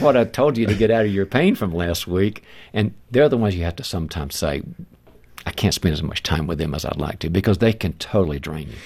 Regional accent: the South, United States; moved away; I'm originally from the South

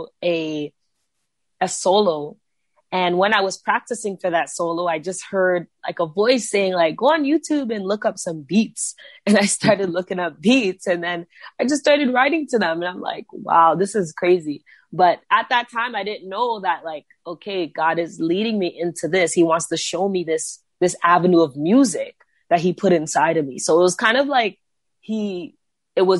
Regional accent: Brampton, Ontario, Canada; I'm from Ontario. I'm from a city called Brampton. Just grew up here my whole life

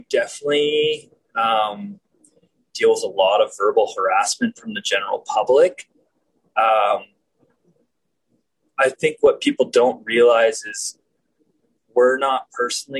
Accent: Calgary, Alberta, Canada; also born or lived in Hinton / Jasper; I'm born and raised in Calgary

